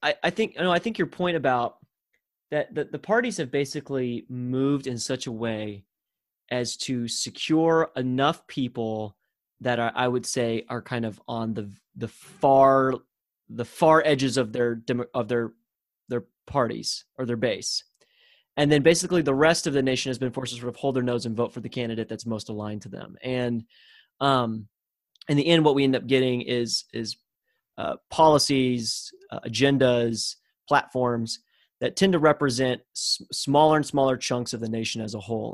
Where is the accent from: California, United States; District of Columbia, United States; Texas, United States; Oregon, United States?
Texas, United States; as a Texan